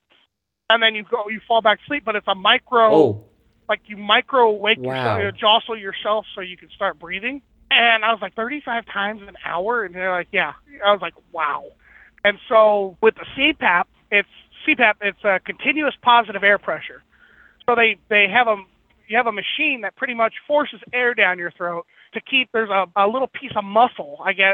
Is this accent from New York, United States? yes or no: no; Mojave Desert, Southern California, United States; I grew up in the desert, in the Mojave Desert of Southern California